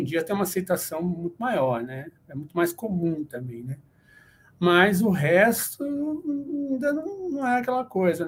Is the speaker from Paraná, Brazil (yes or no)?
yes; Paraná, Brazil; now in São Paulo, Brazil; eu sou do Paraná, mas no momento eu moro aqui em São Paulo, capital